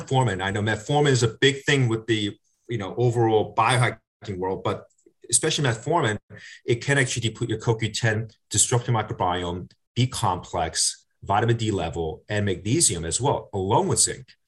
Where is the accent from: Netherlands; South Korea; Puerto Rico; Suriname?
South Korea; now in United States; I'm a Korean American. I grew, I was born in South Korea.